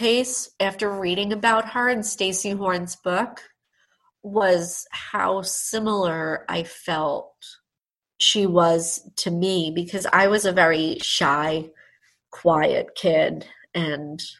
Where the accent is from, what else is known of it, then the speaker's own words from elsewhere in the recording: Nassau County, New York, United States; growing up in Nassau County.